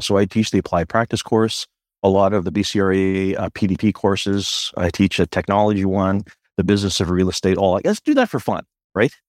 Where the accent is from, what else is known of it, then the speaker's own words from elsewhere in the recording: Victoria, British Columbia, Canada; I'm a born and raised Victorian